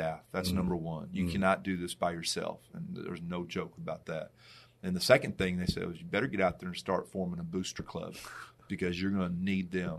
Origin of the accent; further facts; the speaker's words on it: New Braunfels, Texas, United States; I got passed over by both my hometown high schools